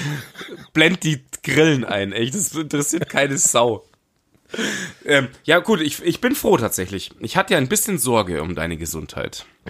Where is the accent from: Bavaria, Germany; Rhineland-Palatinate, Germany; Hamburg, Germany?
Bavaria, Germany; Munich; now in Dachau, Germany; ich bin Münchner Kindl.